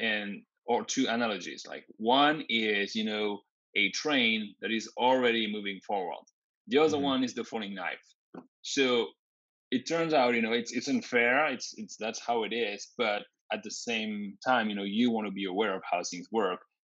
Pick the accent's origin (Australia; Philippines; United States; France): France; moved away as an adult; also born or lived in Grenoble / Ottawa; I was born and raised in France